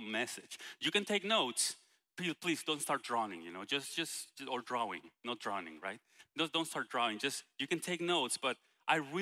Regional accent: Guatemala; English is a second language; moved away; international like I am from Guatemala

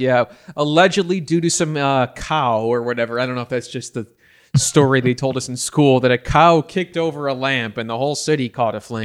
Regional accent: Batavia, Illinois, United States; my hometown of, uh, Batavia, Illinois

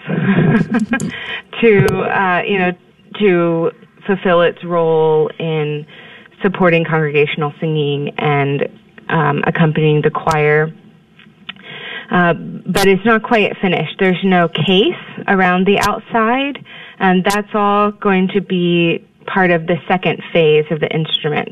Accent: Houston, Texas, United States; moved away as an adult; also born or lived in Indiana / Kansas; I'm actually born and raised in Texas in the Houston area

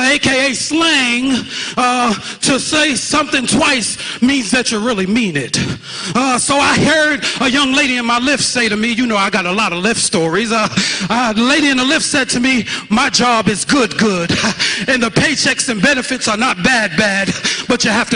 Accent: New York City, New York, United States; I'm from Brooklyn, New York. Shout out to Brooklyn. Junior high school, 324

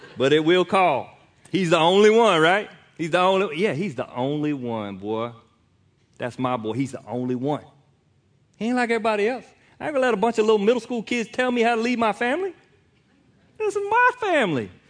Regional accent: United States; I'm American

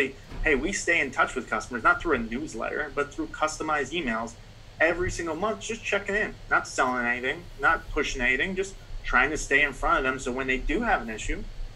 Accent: Cincinnati, Ohio, United States; moved away; I'm actually originally from Cincinnati.

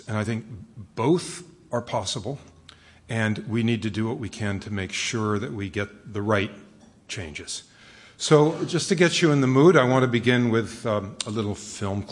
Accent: Westchester, New York, United States; moved away; I grew up out in Westchester

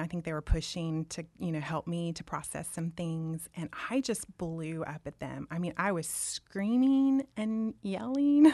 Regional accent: Dallas, Texas, United States; also born or lived in Auburn; I was born and raised in Dallas

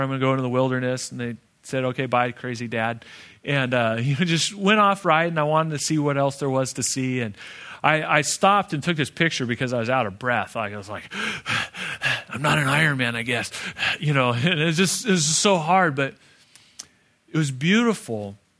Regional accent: Phoenix, Arizona, United States; I'm from Phoenix

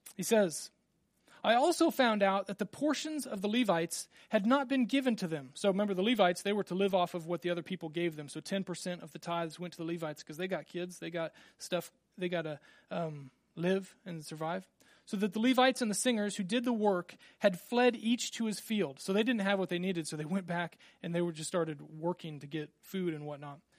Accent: Randolph, Kansas, United States; growing up in Little Randolph, Kansas, we had twenty-three people in my class

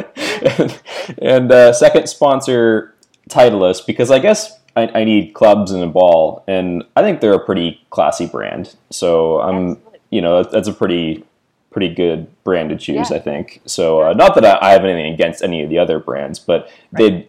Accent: Mississauga, Ontario, Canada; moved away; I'm originally from Mississauga near Toronto

